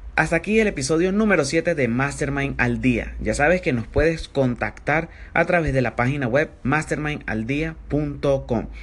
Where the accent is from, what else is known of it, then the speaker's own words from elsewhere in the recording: Venezuela; soy un emprendedor venezolano